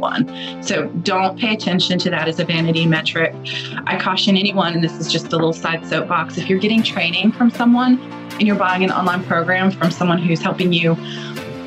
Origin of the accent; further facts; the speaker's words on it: D.C., Virginia, United States; now in Atlanta, United States; I'm a Virginia girl, but I live in Atlanta now. I grew up outside of Washington, D.C.